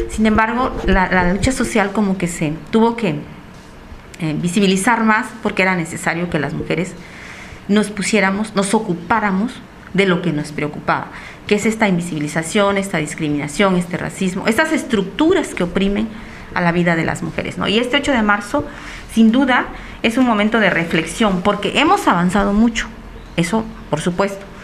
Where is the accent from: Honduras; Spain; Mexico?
Mexico; Recuerdo cuando fui a estudiar la secundaria, o sea, de mi pueblo a la, a la cabecera municipal ya me tocó vivir discriminación, pues por ser afro-mexicana, por ser negra, ¿no?